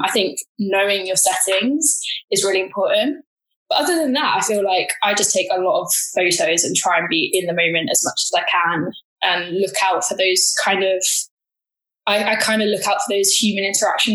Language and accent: English; London, United Kingdom; I grew up in South London